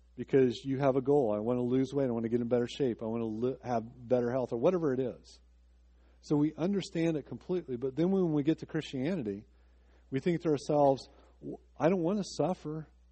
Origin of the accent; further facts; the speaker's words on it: Decatur, Illinois, United States; my hometown, Decatur, Illinois